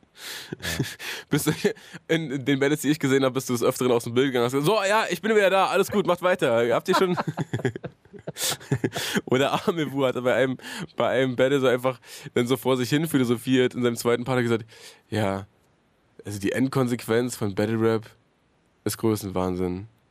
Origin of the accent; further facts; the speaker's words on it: Hohen Neuendorf, Brandenburg, Germany; Ich bin ja, äh, bin ja erst zur Einschulung dahin gezogen